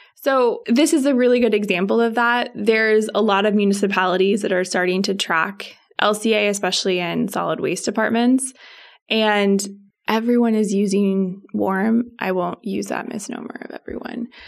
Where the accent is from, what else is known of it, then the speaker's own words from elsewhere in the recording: Spokane, Washington, United States; moved away; I am from Spokane